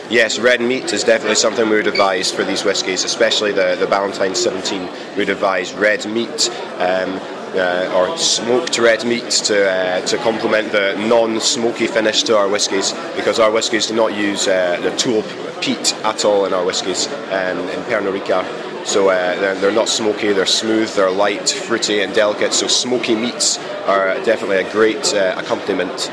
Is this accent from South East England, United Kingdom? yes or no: no; southeast of Scotland, United Kingdom; accent: less strong Scottish; I'm Scottish, yeah. I'm from the southeast of Scotland, just south of uh, Edinburgh, uh, very near the English border. So that's why my accent's slightly uh, less strong than most Scottish accents